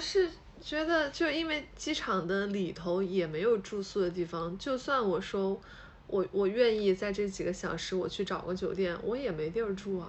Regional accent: Hubei, China; now in Shanghai, China; 我是湖北人嘛

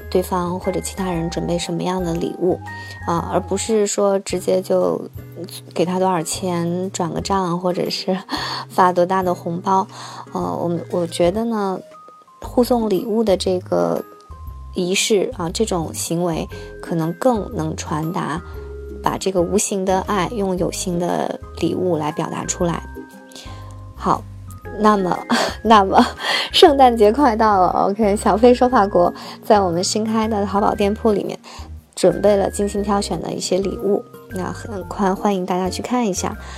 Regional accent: China; moved away as an adult; now in France; 我作为中国人，啊，却不会骑单车

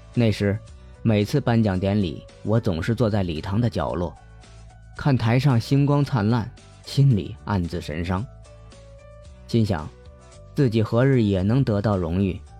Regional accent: Hunan, China; accent: cannot distinguish front and back nasals; 我是湖南人，区分不了前后鼻音

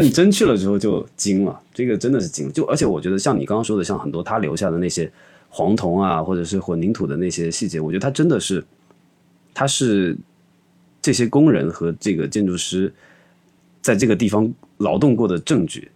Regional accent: Xiamen, Fujian, China; moved away; 我家在厦门嘛，其实我因为从小就在海边

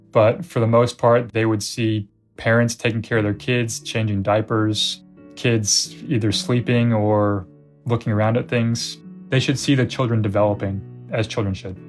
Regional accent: United States; we're American

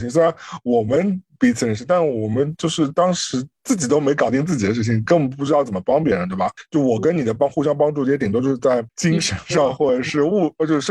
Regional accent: China; now in United States; 是因为我们从国内来到美国，最大的状况其实是面对是。你的人脉几乎是完全用不到的，

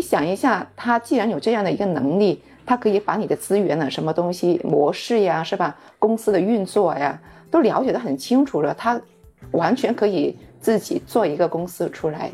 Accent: Guangzhou, Guangdong, China; 我们广州人这些就是本土人

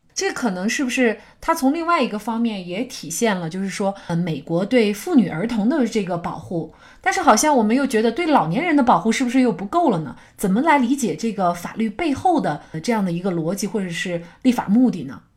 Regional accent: China; 我们中国人

